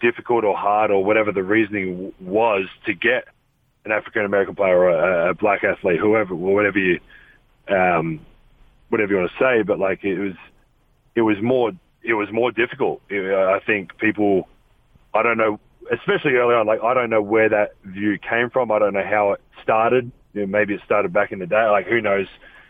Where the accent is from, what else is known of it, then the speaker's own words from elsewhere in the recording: Australia; moved away as an adult; now in United States; Growing up in Australia, it wasn't a destination that I thought I would ever.